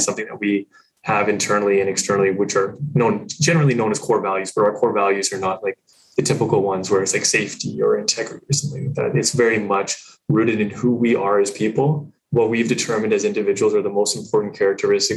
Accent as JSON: {"language": "English", "region": "England", "country": "United Kingdom", "moved": "yes", "lives_now": "Canada", "said": "I'm from England."}